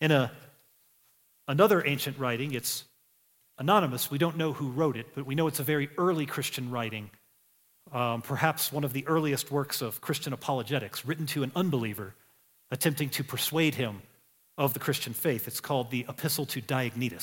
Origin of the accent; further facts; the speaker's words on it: United States; I'm an American.